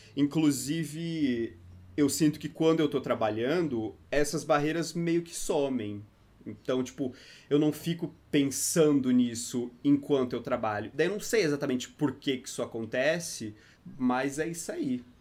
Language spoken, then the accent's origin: Portuguese; interior of Santa Catarina, Brazil; moved away as an adult; now in São Paulo, Brazil; eu sou do interior de Santa Catarina. Fica três horas de Florianópolis, mais pro sul, assim, de Santa Catarina, é uma cidade chamada Sara